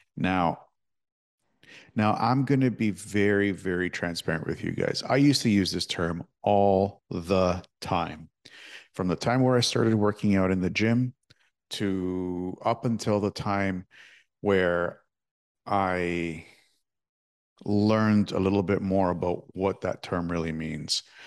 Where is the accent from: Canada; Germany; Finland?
Canada; Toronto, Ontario; I'm from Toronto